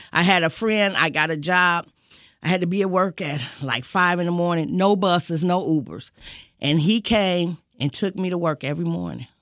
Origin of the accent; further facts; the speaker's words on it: Detroit, Michigan, United States; I am originally from Detroit all my life